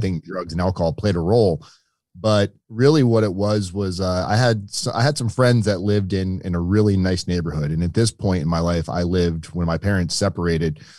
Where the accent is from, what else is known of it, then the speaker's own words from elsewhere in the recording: Boynton Beach, Florida, United States; also born or lived in Connecticut; I moved to South Florida when I was very little from Connecticut. Uh, I was like three or four years old when we moved to uh, Boynton Beach, Florida.